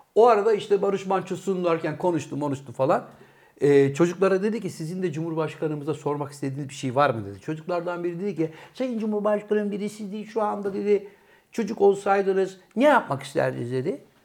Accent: Bursa, Turkey; born or raised there; also born or lived in Trabzon

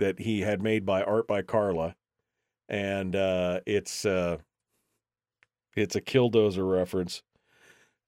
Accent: San Diego, California, United States; moved away; my hometown of San Diego

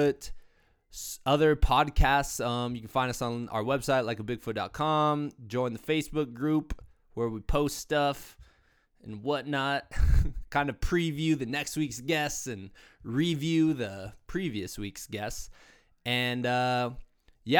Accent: Iowa, United States; moved away as an adult; also born or lived in Virginia; now in Colorado, United States; I'm originally from Iowa, right on the Mississippi River

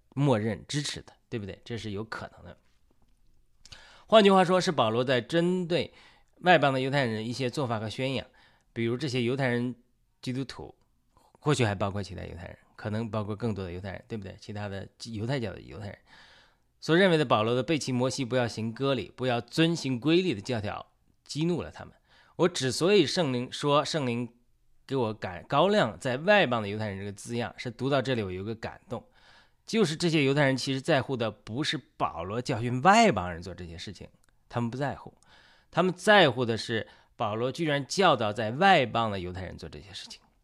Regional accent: China; 因为我是中国人，中国有很多拜佛的人，包括我母亲，母亲以前都多年拜菩萨

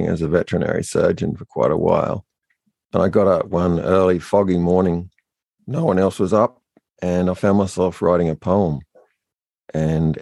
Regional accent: New South Wales, Australia; also born or lived in Bathurst; We grew up on a sheep and cattle station way out in the outback

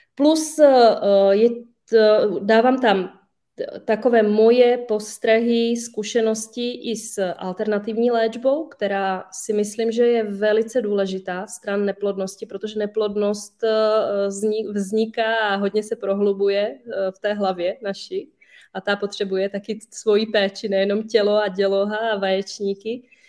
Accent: Slovakia; now in Czech Republic; já sama jsem ze Slovenska

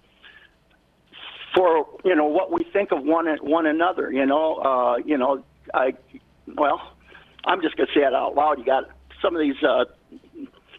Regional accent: State Center, Iowa, United States; now in Oconomowoc, United States; I'm a kid from Iowa

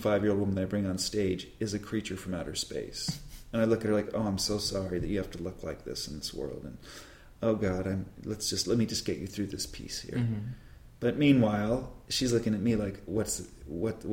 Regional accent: Burbank, California, United States; when I was a kid growing up in Burbank

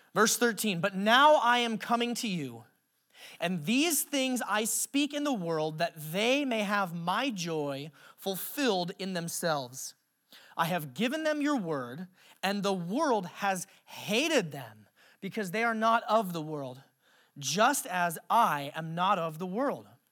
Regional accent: Alaska, United States; I grew up in Alaska

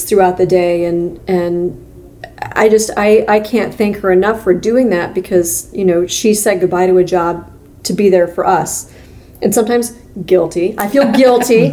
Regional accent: Ottumwa, Iowa, United States; also born or lived in Missouri / Minnesota; now in Cedar Rapids, United States; growing up in Ottumwa

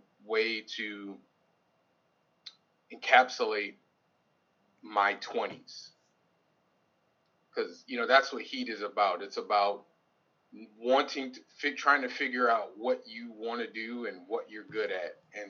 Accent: Hartford, Connecticut, United States; I'm from Hartford, Connecticut, born and raised Hartford, Connecticut

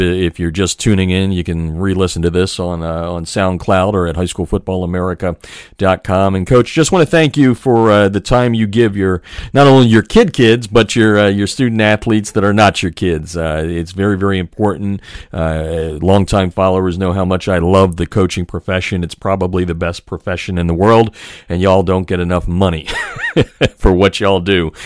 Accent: Easton, Pennsylvania, United States; I was born and raised in Easton, Pennsylvania

